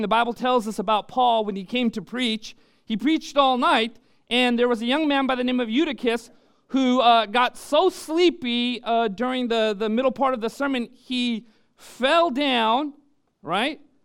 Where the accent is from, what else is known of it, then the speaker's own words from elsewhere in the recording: Orange County, California, United States; moved away; I was born and raised in Orange County